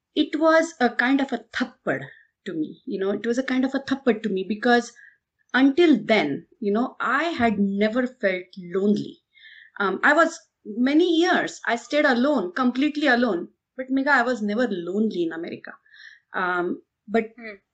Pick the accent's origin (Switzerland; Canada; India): India; I'm from India